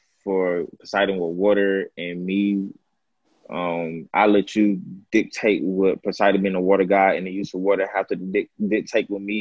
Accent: Atlanta, Georgia, United States; I'm from Atlanta, Georgia.

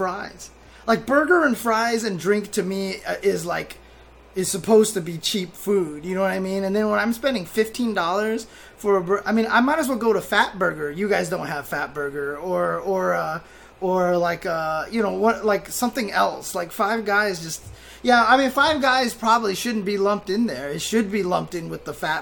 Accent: Inland Empire, California, United States; born or raised there

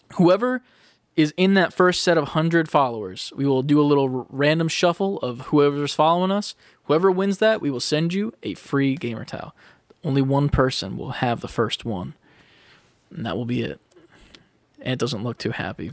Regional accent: United States; we are American

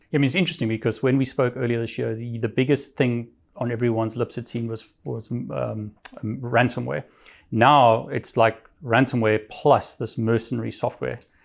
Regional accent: South Africa; moved away; I'm from South Africa originally

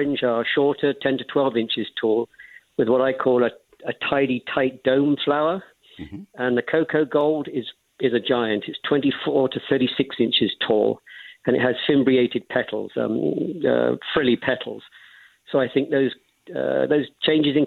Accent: England, United Kingdom; moved away as an adult; also born or lived in Bermuda / North Texas; now in Fort Worth, United States; I'm originally from England

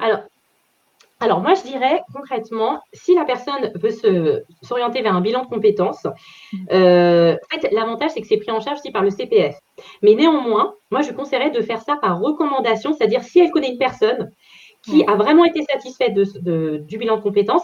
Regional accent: Paris region, Île-de-France, France; région parisienne

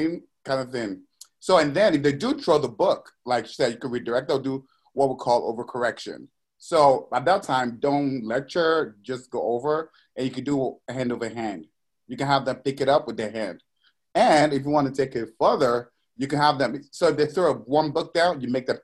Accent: Nigeria; moved away; I was raised in Nigeria

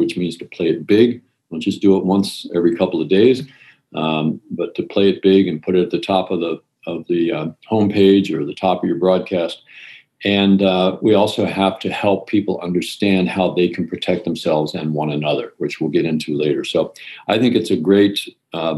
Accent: outside of Baltimore, Maryland, United States; also born or lived in New Jersey / Europe; now in San Francisco, United States; I grew up outside of Baltimore on a farm.

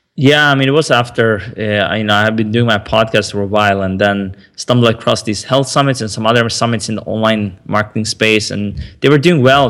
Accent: Sweden; also born or lived in Stockholm, Sweden; I grew up in Sweden

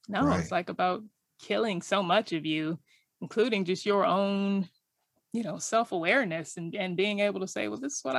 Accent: Riverside, California, United States; Riverside, California.

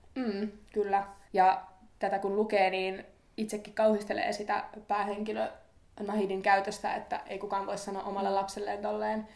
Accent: northern Finland, Finland; moved away; mistä mekin ollaan kotoisin pohjoisesta

